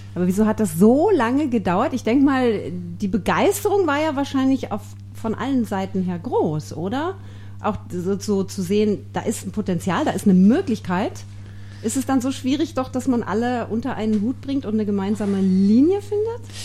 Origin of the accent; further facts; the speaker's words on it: Germany; now in South Tyrol, Italy; ich komme aus Deutschland